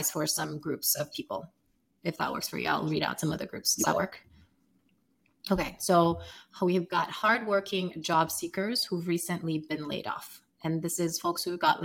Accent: Sierra Leone; moved away as an adult; now in United States; I'm from Sierra Leone, West Africa

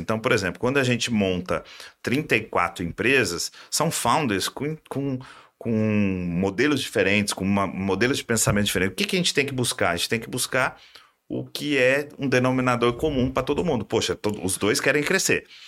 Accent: Minas Gerais, Brazil; sou mineiro, né? E em Minas eu comecei logo na, na antiga Brama

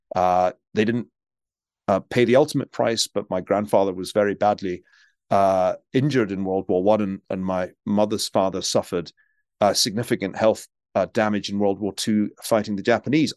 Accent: Glasgow, Scotland, United Kingdom; now in United States; I grew up in Glasgow, uh, in Scotland

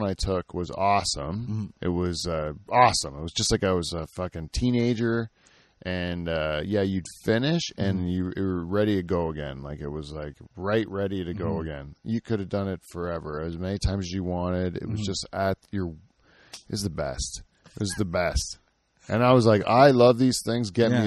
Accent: Simcoe, Ontario, Canada; I grew up in Simcoe

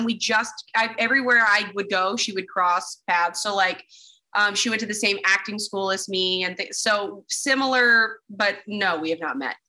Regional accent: Dallas, Texas, United States; moved away as an adult; now in Los Angeles, United States; getting out of Dallas was like good for me because I just knew that I wanted to do this with my life, and Dallas was not really the place that was conducive to what I wanted to do.

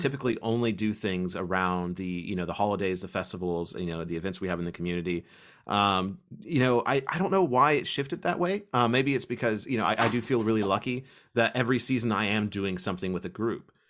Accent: Kentucky, United States; I was from Kentucky

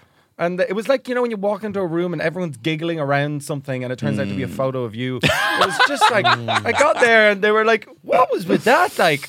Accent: Dublin, Leinster, Ireland; born or raised there; also born or lived in Reading, England

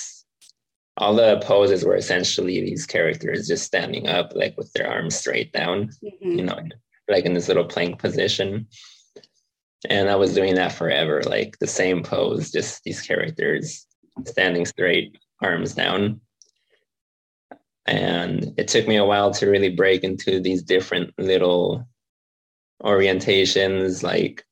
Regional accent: San Diego, California, United States; I grew up in San Diego. So was born here, raised here, grew up

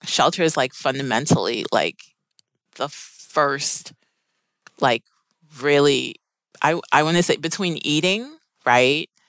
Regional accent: Maplewood, New Jersey, United States; also born or lived in Maryland; my family immigrated from Sierra Leone, West Africa, and I grew up in Maplewood, New Jersey

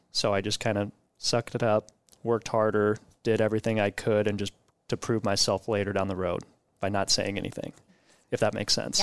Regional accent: Omaha, Nebraska, United States; also born or lived in Riyadh, Saudi Arabia; we came back to Omaha and have been in Elkhorn Public Schools through all my schooling and went to college at U N O.

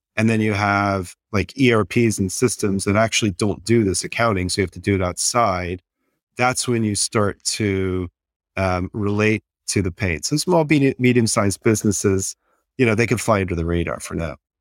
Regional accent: Texas, United States; I'm from Texas, so I, I was in the Enron world

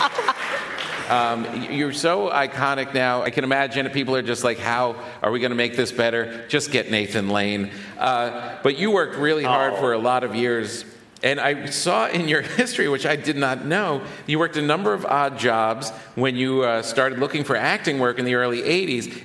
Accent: New York City, New York, United States; as a New Yorker

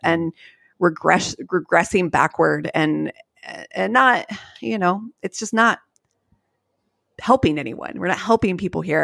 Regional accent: Columbus, Ohio, United States; we're from Columbus

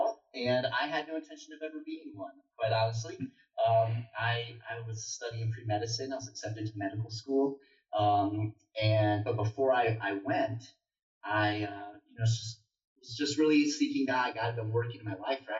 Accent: Naples, Florida, United States; now in Colorado Springs, United States; So I'm from Naples, Florida. That's where I grew up

